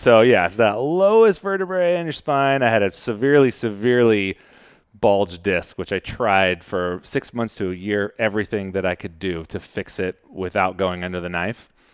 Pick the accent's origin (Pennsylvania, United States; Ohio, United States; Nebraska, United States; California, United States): California, United States; Modesto; I'm from Modesto in, uh, Central Valley in California